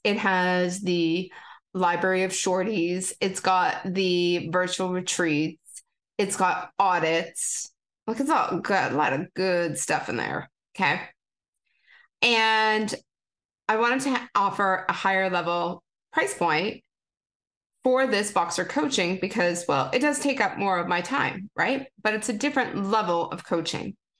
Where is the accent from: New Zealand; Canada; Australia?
Canada; I'm a Canadian girl